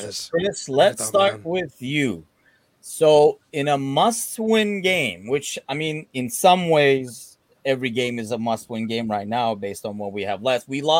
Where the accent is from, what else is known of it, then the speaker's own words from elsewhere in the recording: Istanbul, Turkey; went and played for Fenerbahce in Turkey, you know, like my hometown club.